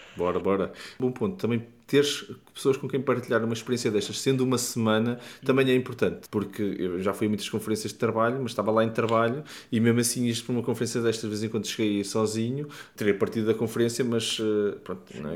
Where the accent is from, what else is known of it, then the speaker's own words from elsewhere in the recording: Porto, Norte, Portugal; no Porto, minha cidade natal